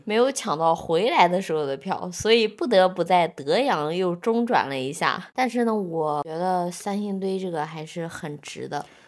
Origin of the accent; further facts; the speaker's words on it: northern China, China; now in Nanjing, China; 我作为一个北方人